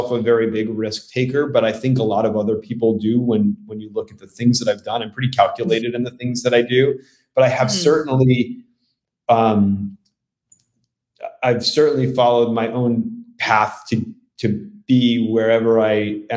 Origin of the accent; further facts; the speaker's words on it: New York City, New York, United States; born there; coincidentally only about four miles from where I was born in the Bronx.